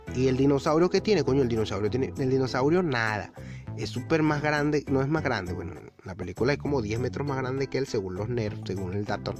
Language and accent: Spanish; Venezuela; mi país Venezuela, yo que soy venezolano, que adoro Venezuela, lo critico muchísimo, pero al fin y al cabo es mi país, es de donde vengo